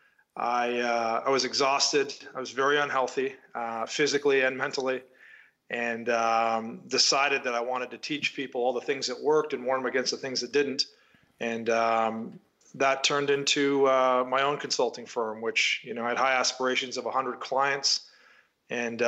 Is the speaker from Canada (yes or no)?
yes; Canada; moved away as an adult; also born or lived in Toronto / London; I grew up in Canada in a small town